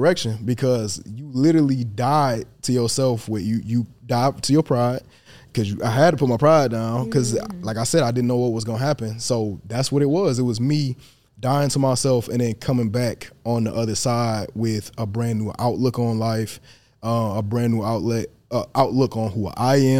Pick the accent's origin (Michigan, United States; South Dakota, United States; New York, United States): Michigan, United States; Detroit; I'm from Detroit. I'm a stand on business. I'm a put on for the city.